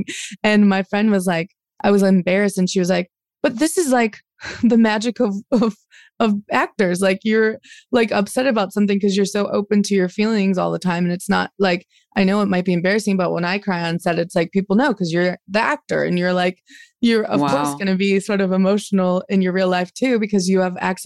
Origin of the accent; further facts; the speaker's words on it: Dayton, Ohio, United States; also born or lived in Cleveland, Ohio; Born in Cleveland, but then I grew up in Dayton